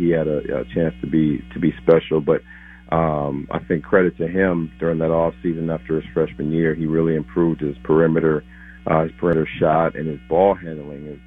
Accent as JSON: {"language": "English", "town": "Minneapolis", "region": "Minnesota", "country": "United States", "tie": "born or raised there", "also_born_or_lived": "Texas", "moved": "yes", "said": "my hometown, Timberwolves."}